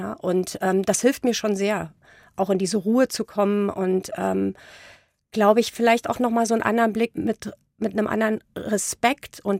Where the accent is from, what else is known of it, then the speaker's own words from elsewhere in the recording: East Germany, Germany; Ja, ich bin ja im Osten groß geworden. Das ist ja ein sehr atheistisches Land.